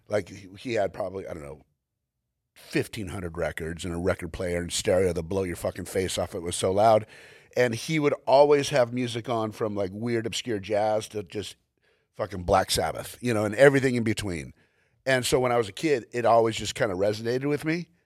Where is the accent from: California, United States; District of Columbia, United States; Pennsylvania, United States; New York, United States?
California, United States; Glendale; I was born in Glendale, California, went to school in Glendale, California, graduated from Glendale, California